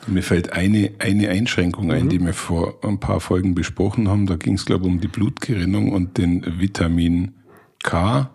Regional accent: Allgäu, Germany; bei uns im Allgäu

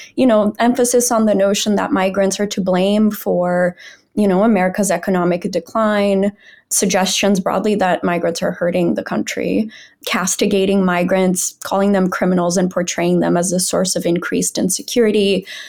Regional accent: Brazil; moved away; I'm from Brazil

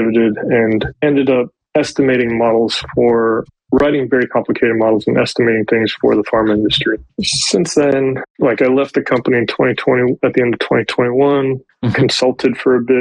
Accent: just outside Los Angeles, California, United States; I grew up just outside Los Angeles

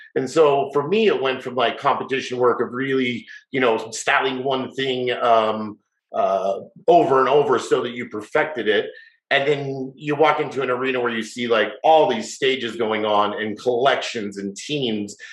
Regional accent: Salt Lake City, Utah, United States; moved away as an adult; also born or lived in Las Vegas; I moved away when I was 18 from Salt Lake, where I grew up

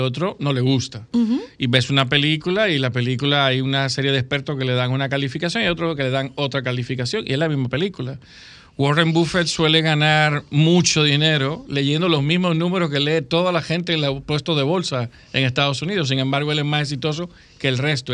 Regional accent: Dominican Republic; como dominicanos

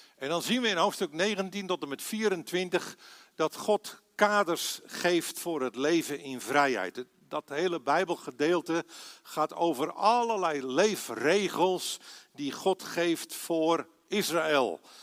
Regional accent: Aalsmeer, North Holland, Netherlands; moved away as an adult; also born or lived in Belgium / Assen; geboren en getogen in Aalsmeer

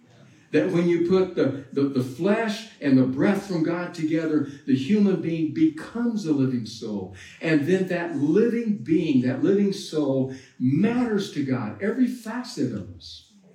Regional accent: Texas, United States; also born or lived in Latin America; I grew up a vegetarian in Latin America and in Texas.

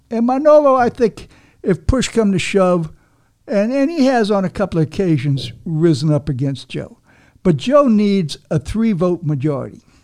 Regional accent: Havana, Cuba; now in Miami, United States; I'm a Cuban myself. You know, I was born in Havana

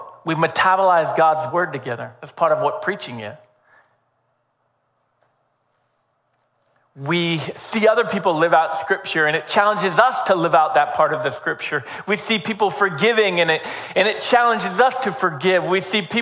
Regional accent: Northeastern United States, United States; as American Northeastern Yankees

